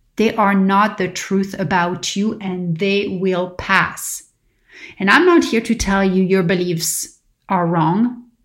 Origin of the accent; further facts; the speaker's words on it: Paris, Île-de-France, France; now in California, United States; growing up in Paris